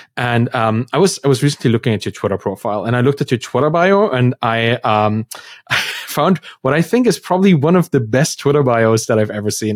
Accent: Germany; moved away; I come from Germany, a pretty, you know, bureaucratic system, and school was just the same

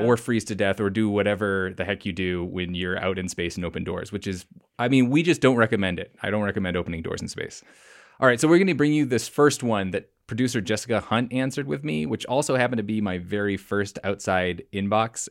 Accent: British Columbia, Canada; moved away; I grew up partially in British Columbia

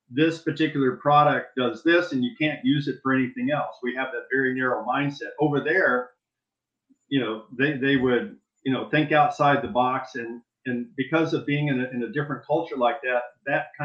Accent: Saudi Arabia; now in United States; And also growing up in Saudi Arabia, really a third world country back

